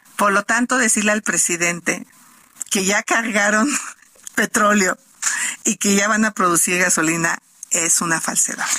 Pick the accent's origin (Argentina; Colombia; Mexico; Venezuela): Mexico; Tepatepec, Hidalgo; Yo nací en Tepatepec, tengo este híbrido, pero también tengo derecho a decir, pues yo pertenezco aquí